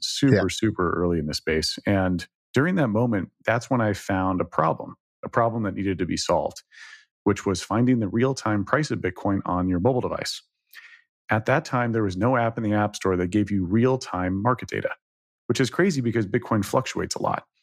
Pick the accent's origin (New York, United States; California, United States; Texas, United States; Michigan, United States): Texas, United States; Dallas; moved away; from Texas originally, I grew up in Dallas, twenty-five years in Dallas